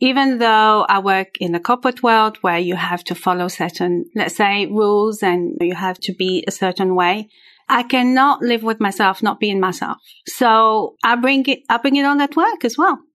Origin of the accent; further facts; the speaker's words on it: Algeria; first language French; English is a second language; now in Switzerland; I was born in Algeria, and I was raised by two very, very special parents